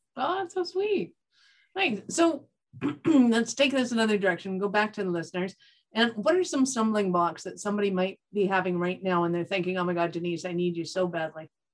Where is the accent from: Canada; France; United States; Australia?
Canada; I'm Canadian